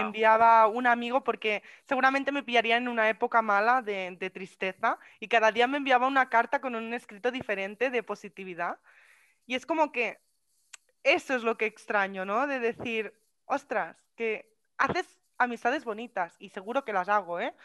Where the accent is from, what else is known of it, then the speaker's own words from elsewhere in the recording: Catalonia, Spain; soy catalana, catalana y española